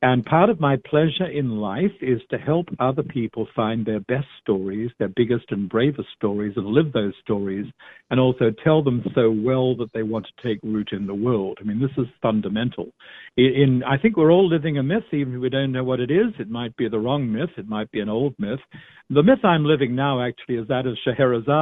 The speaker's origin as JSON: {"language": "English", "country": "Australia", "said": "I'm Australian"}